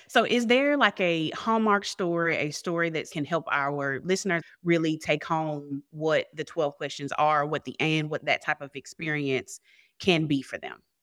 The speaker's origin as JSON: {"language": "English", "region": "the South", "country": "United States", "said": "I'm from South, and I didn't grow up in a household or, or a culture even that was open to answering questions"}